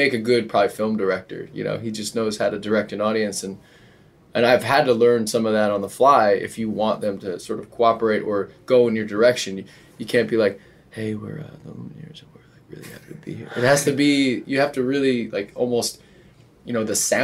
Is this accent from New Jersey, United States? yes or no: yes; New Jersey, United States; moved away; also born or lived in New York / Denver; growing up in New Jersey